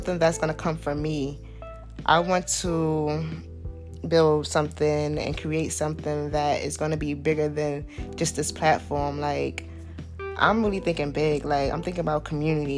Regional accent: New York City, New York, United States; I'm from Southside, Jamaica, Queens

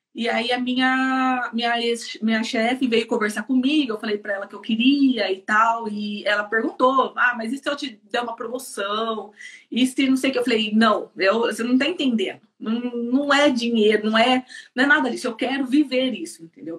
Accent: Campinas, São Paulo, Brazil; moved away as an adult; now in Ireland; sou de Campinas, é, São é, Paulo. sou de Campinas

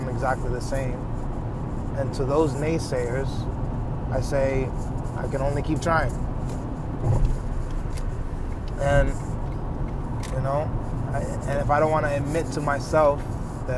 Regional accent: New York, United States; I'm from New York

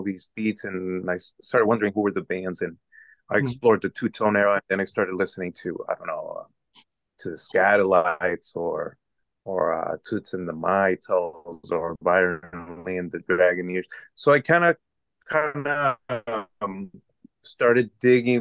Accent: Tijuana, Baja California, Mexico; also born or lived in San Diego, United States; I'm from Tijuana. I was born in San Diego. I was raised in Tijuana all my life.

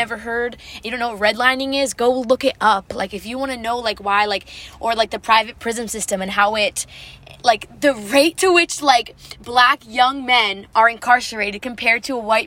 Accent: United States; as an American

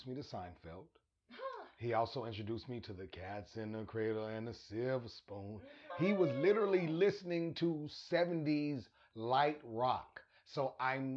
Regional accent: Arkansas, United States; moved away; also born or lived in Albuquerque, New Mexico; I'm from Arkansas, lived in Albuquerque.

